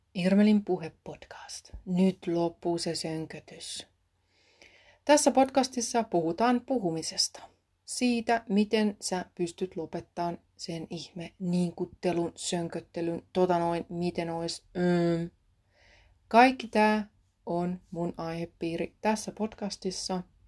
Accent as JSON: {"language": "Finnish", "country": "Finland", "first_language": "Finnish", "moved": "yes", "said": "mä oon asunut vuodesta 2009 Suomen ulkopuolella. Suomi on luonnollisesti mun äidinkieli"}